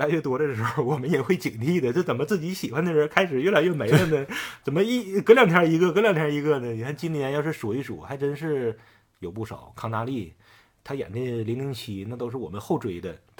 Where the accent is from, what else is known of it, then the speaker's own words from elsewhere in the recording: Northeast China, China; 地道战汤司令，那个那个还是咱们东北人啊？